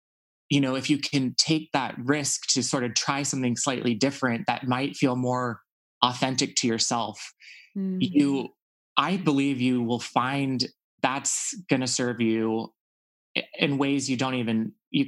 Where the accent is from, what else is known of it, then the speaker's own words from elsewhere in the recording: Texas, United States; For me, I think just growing up in Texas and being sort of, you know, I felt like for a long time, I really wasn't able to be myself.